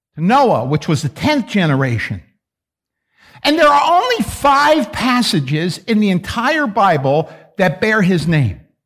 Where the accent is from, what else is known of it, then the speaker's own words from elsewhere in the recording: New York, United States; I'm from New York